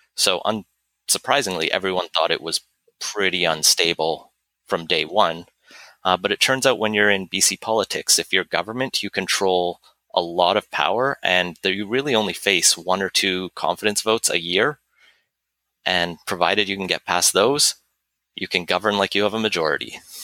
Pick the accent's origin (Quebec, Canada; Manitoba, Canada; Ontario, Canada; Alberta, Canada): Alberta, Canada; moved away as an adult; also born or lived in United Kingdom; now in British Columbia, Canada; I grew up in Alberta